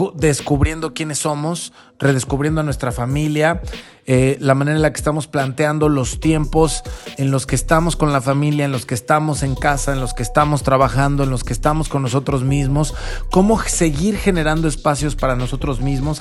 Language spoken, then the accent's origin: Spanish; Mexico